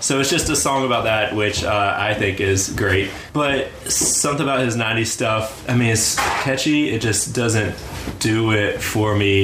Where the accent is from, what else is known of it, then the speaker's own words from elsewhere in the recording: rural North Carolina, United States; my home state, growing up in rural North Carolina